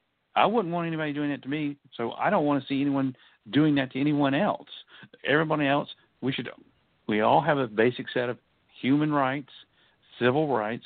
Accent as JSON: {"language": "English", "country": "United States", "said": "I was born, white. I was born male. I'm heterosexual. I'm American and middle class."}